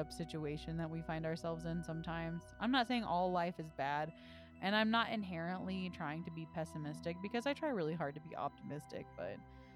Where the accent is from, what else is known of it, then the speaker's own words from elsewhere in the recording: the South, United States; I grew up in the South